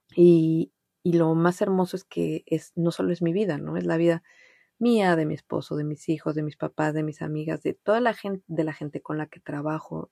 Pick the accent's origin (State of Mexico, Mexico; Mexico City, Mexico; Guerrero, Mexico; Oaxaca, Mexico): Mexico City, Mexico; first language Spanish; moved away as an adult; also born or lived in Montreal; pues soy mexicana, nací en México, en la Ciudad de México, y ahí viví pues casi toda mi vida